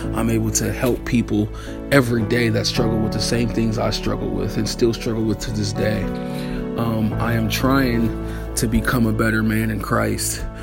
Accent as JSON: {"language": "English", "town": "Akron", "region": "Ohio", "country": "United States", "said": "I'm from Akron, Ohio"}